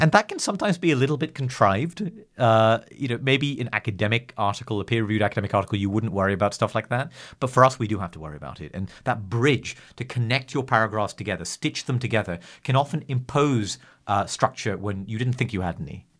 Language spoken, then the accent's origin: English; England, United Kingdom; I'm English